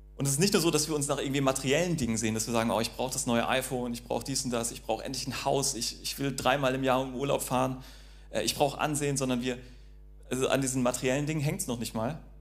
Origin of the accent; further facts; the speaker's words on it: North Sea coast, North Frisia, Schleswig-Holstein, Germany; ich bin ja an der Nordsee aufgewachsen